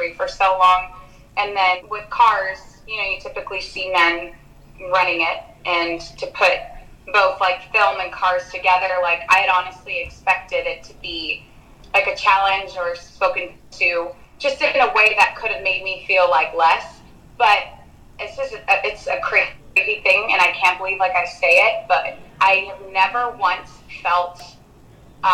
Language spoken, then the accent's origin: English; Danville, California, United States; I grew up in Danville